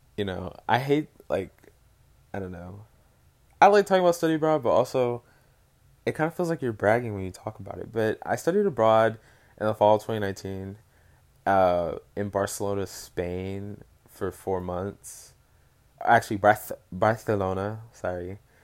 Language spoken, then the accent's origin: English; Dallas, Texas, United States; I'm from Dallas